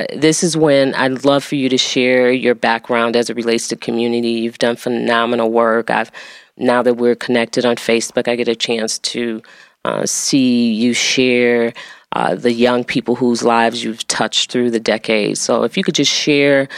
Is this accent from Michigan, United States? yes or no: yes; Detroit, Michigan, United States; growing up on Clover Lawn, my parents were the organizers of the block club.